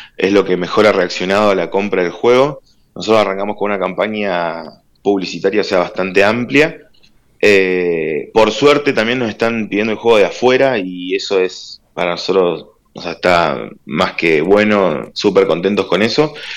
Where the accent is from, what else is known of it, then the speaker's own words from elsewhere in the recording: Trelew, Chubut, Argentina; also born or lived in La Plata; desde los cinco años que estoy en Trelew